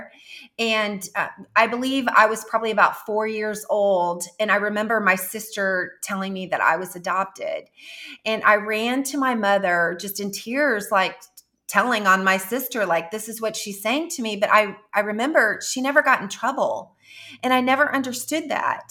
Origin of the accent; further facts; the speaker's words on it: Jefferson City, United States; moved away as an adult; my hometown in Jefferson City